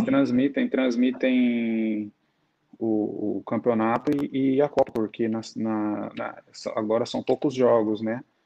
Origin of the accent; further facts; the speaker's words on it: Ribeirão Preto, São Paulo, Brazil; moved away as an adult; now in Azerbaijan; a cidade onde eu nasci, fui criado